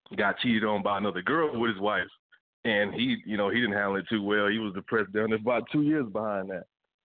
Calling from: West Palm Beach, Florida, United States; Hi, this is … from West Palm.

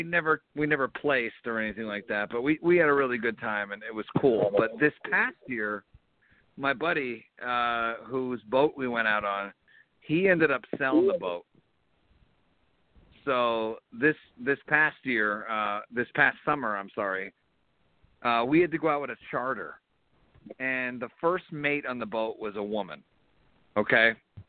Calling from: Philadelphia, Pennsylvania, United States; I'm calling from Philadelphia.

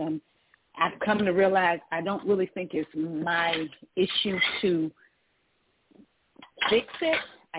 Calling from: Georgia, United States; I'm calling from Georgia.

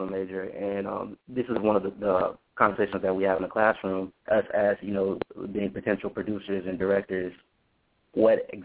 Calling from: Tallahassee, Florida, United States; from Tallahassee, Florida.

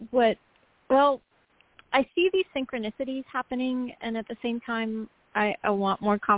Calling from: North Carolina, United States; from North Carolina.

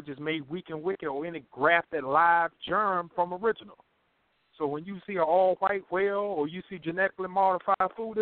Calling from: Greensboro, North Carolina, United States; I'm calling from North Carolina

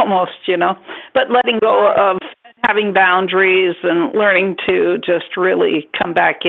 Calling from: Northern California, United States; I'm calling from Northern California.

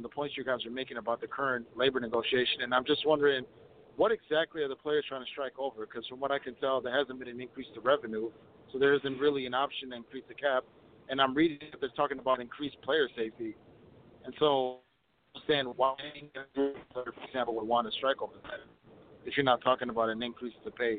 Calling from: Minneapolis, Minnesota, United States; I'm calling from Minneapolis.

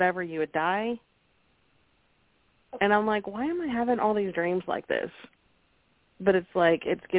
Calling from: Oklahoma, United States; from Oklahoma.

